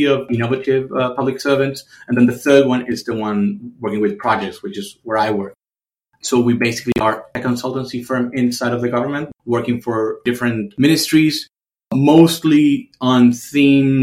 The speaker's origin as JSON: {"language": "English", "country": "Argentina", "also_born_or_lived": "Berlin", "moved": "as an adult", "said": "in my home country"}